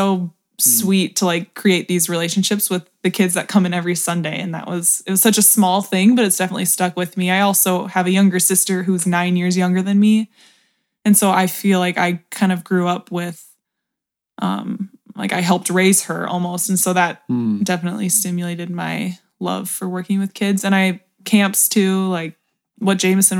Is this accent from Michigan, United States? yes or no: no; Eden Prairie, Minnesota, United States; I went to University of Minnesota and I'm from Eden Prairie